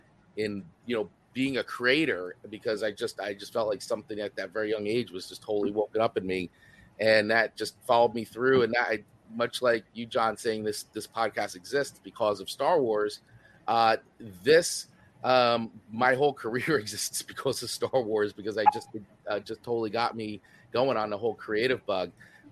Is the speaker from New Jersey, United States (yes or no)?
yes; Totowa, New Jersey, United States; I grew up in Totowa, New Jersey